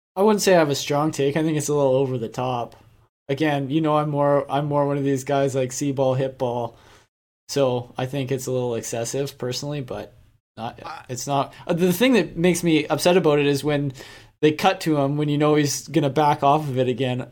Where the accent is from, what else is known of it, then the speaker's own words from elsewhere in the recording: Canada; we're Canadian